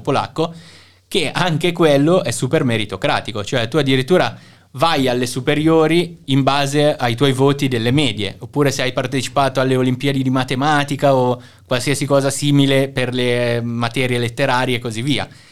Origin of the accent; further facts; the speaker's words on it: Milan, Lombardy, Italy; moved away as an adult; also born or lived in Singapore / Shanghai / Budapest; now in Kraków, Poland; io sono di Milano in Italia